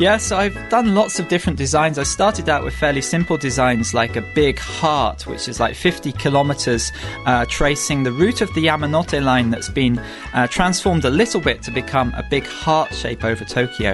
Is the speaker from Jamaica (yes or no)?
no; United Kingdom; moved away as an adult; now in Japan; go back to the UK